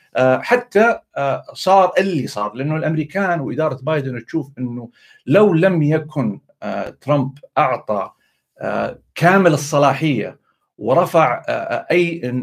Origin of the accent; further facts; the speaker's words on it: Saudi Arabia; ضايقني شويه كسعودي